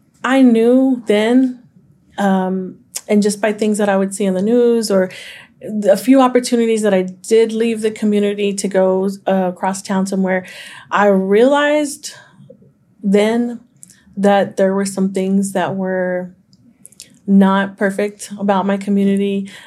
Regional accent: Fort Worth, Texas, United States; I grew up, born and raised in Diamond Hill, which I consider one of the best kept secrets of Fort Worth. It is in the north side, but it is not north side. It is Diamond Hill.

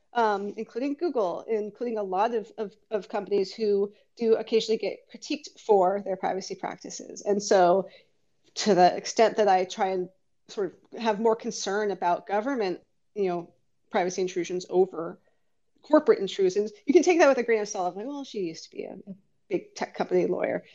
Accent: Bay Area, California, United States; born and raised in the Bay Area

